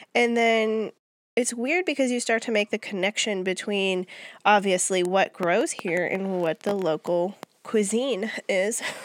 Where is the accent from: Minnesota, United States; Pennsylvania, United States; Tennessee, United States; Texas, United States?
Minnesota, United States; moved away as an adult; also born or lived in Germany; now in Georgia, United States; as far as states are considered, I'm from Minnesota